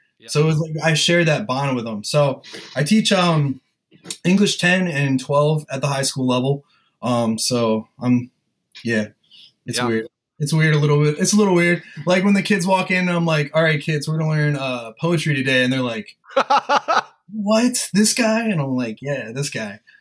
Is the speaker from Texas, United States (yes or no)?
no; Sussex County, Delaware, United States; we're both from like Sussex County, Delaware and like lower Maryland area on the Eastern Shore